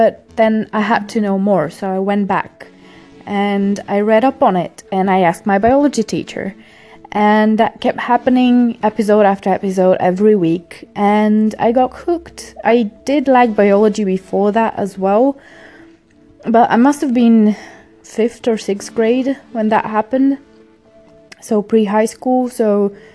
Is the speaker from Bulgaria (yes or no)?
yes; Bulgaria; moved away; I grew up in Bulgaria